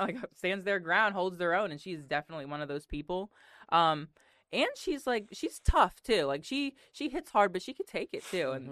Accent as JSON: {"language": "English", "region": "Connecticut", "country": "United States", "also_born_or_lived": "Kentucky", "moved": "as an adult", "said": "I'm from Connecticut"}